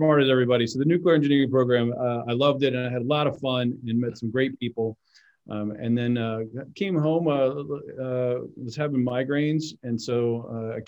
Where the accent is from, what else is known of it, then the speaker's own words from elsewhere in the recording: Crofton, Maryland, United States; I grew up in Crofton, Maryland, in Anne Arundel County